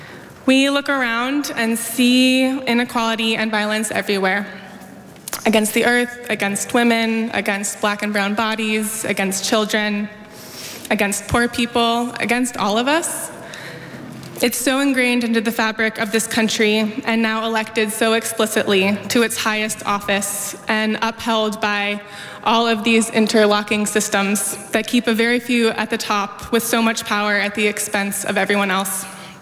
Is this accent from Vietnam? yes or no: no; Oakland, California, United States; I grew up in Oakland, and I've lived here for most of my life.